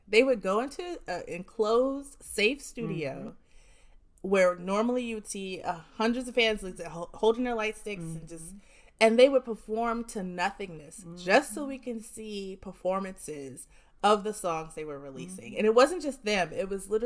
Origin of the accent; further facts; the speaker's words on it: Jersey City, New Jersey, United States; I'm from Jersey City